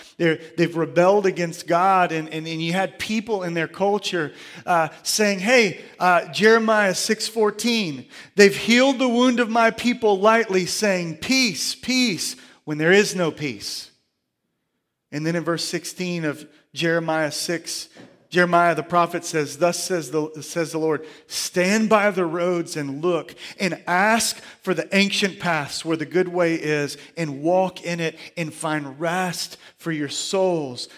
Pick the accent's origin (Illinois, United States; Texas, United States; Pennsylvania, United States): Texas, United States; Surfside Beach, Gulf Coast; as a kid, uh, growing up on, uh, the coast, I, I grew up swimming in the Gulf of Mexico at, at Surfside Beach.